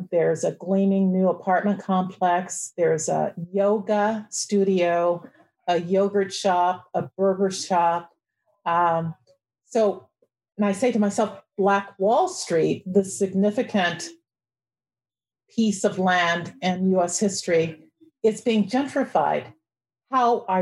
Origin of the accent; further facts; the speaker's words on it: Oklahoma, United States; My people are from Oklahoma. I was born in Oklahoma